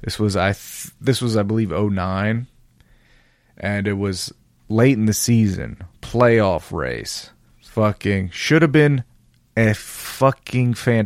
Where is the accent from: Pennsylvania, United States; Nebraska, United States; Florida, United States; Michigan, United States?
Pennsylvania, United States; Philadelphia; I'm going to boo it because I'm from Philadelphia and I'm a tough guy fan.